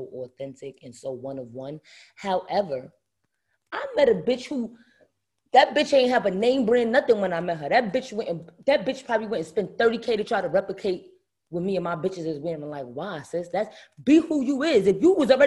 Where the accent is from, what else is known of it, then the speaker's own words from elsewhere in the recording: New York City, New York, United States; moved away as an adult; now in Atlanta, United States; I'm born and bred in Brooklyn